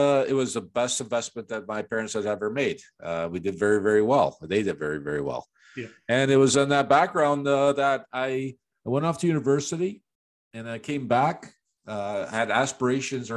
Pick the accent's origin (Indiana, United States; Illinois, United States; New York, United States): Illinois, United States; Chicago; moved away; also born or lived in Toronto, Canada / Florida, United States; I was born and raised in Chicago